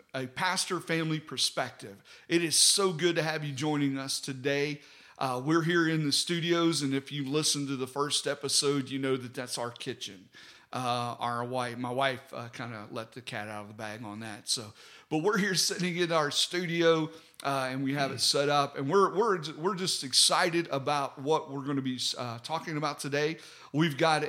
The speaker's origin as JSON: {"language": "English", "region": "West Virginia", "country": "United States", "moved": "yes", "lives_now": "Alabama, United States", "said": "I was from West Virginia"}